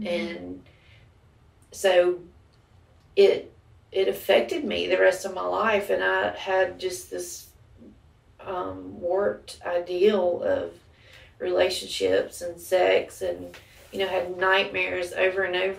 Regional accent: Villa Rica, Georgia, United States; also born or lived in Macon / Tucker; I was born in Macon, Georgia. We lived there until I was about 7, then moved to Tucker, and then I've lived in Villarica since I was 10.

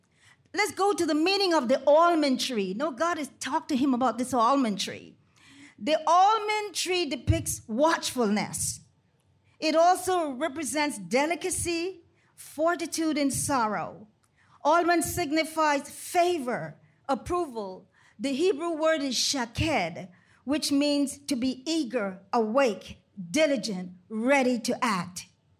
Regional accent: Panama Canal Zone, Panama; Growing up in Panama Canal Zone, coming from a large family, it was four boys and four girls.

